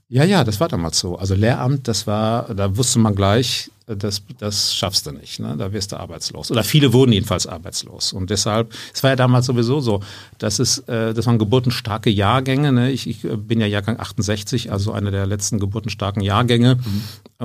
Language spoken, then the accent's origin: German; Geseke, North Rhine-Westphalia, Germany; now in Munich, Germany; aufgewachsen bin ich hier so in Ostwestfalen, mhm. in der Gegend. Äh, also meine Heimatstadt heißt Geseke